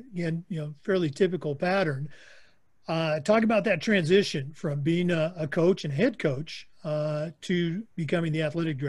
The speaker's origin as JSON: {"language": "English", "region": "Oregon", "country": "United States", "moved": "yes", "said": "my home state, Oregon"}